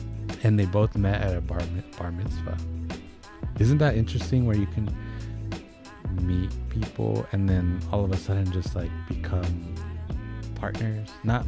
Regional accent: West Coast, United States; we're from the West Coast.

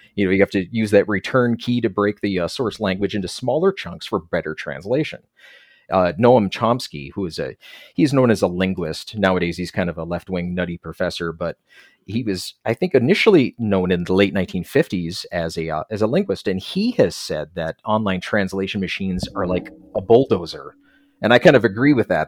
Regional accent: Minnesota, United States; also born or lived in Korea; I'm from Minnesota

